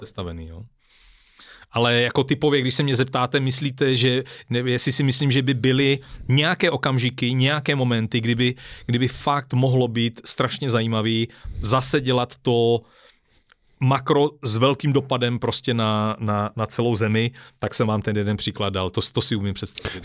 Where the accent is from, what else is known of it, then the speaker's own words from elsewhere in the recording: Czechia; já zase jsem docela Čech, jo, a i s těma vazbama mezinárodníma jsem, jsem docela Čech